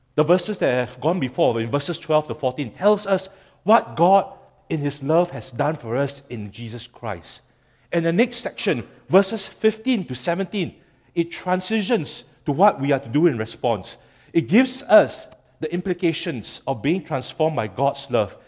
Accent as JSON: {"language": "English", "country": "Singapore", "said": "as a Singaporean"}